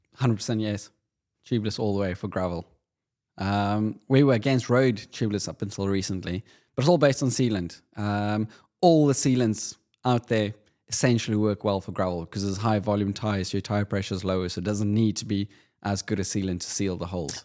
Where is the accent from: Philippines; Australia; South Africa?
South Africa; Being South African